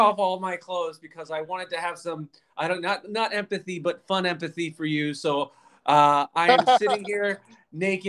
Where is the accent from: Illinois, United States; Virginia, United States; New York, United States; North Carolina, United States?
Virginia, United States; moved away as an adult; now in Washington, United States; I grew up in Virginia